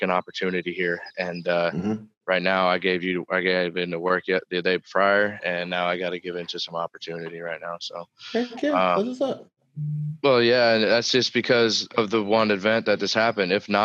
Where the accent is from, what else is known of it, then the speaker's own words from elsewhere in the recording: United States; I'm an American